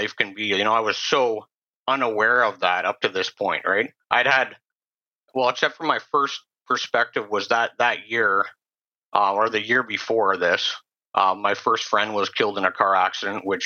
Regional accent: Sechelt, British Columbia, Canada; I grew up on the Sunshine Coast in Sea Shelton, typical middle-class family.

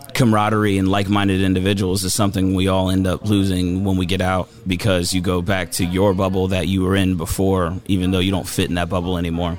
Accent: Florida, United States; I am from Florida

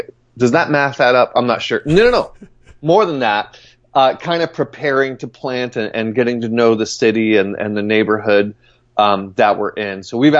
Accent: Long Island, New York, United States; also born or lived in Southern California / Nashville / St. Louis; now in Denver, United States; Long Island, New York.

